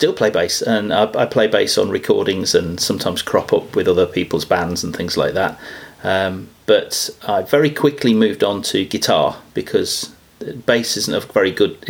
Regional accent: United Kingdom; I'm from the United Kingdom and I'm a professional ukulele player.

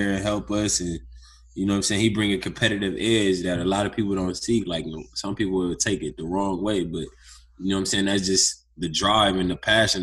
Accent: Youngstown, Ohio, United States; moved away; also born or lived in Ventura, California; I'm actually from Youngstown, Ohio, which is a small town. And basically, I mean, I grew up living with my mom

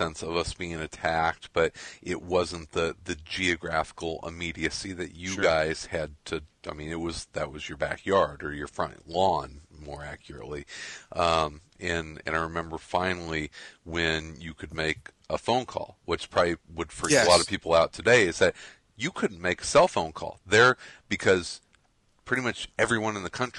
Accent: Midwest, United States; I'm a Midwesterner. I was not directly affected by this like a lot of people out east were.

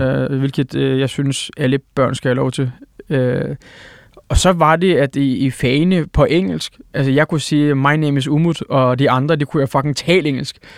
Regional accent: Odense, Southern Denmark, Denmark; Danish is a second language; also born or lived in Eskişehir, Turkey; det område, hvor jeg er opvokset. Hmm vi, vi flytter til Senderum

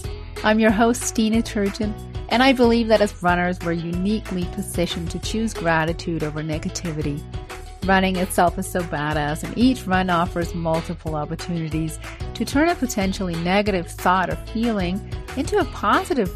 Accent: Denmark; now in United States; I'm a transplant from Denmark, but I've lived in the US for over 20 years now.

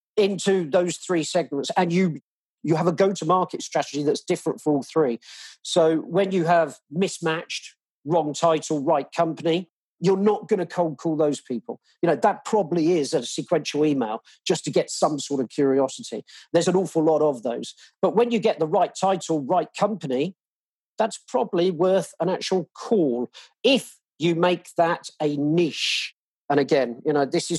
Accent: England, United Kingdom; now in Australia; I'm obviously English.

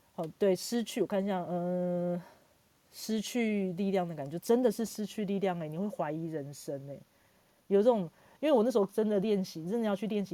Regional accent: Hsinchu, Taiwan; 新竹就是我的故乡嘛

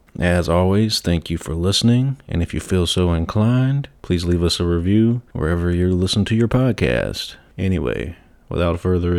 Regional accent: South Carolina, United States; I grew up in the South Carolina.

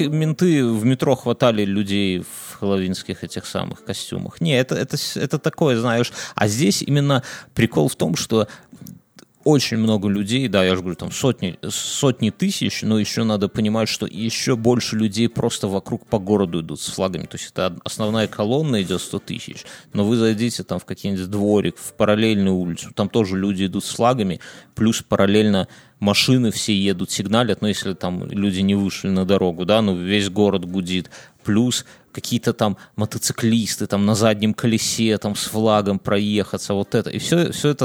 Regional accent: Belarus; я, я белорус

